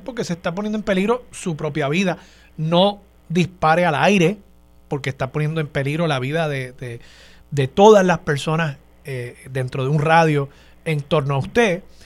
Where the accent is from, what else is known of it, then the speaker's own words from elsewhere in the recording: Puerto Rico; nosotros nacimos aquí en Puerto Rico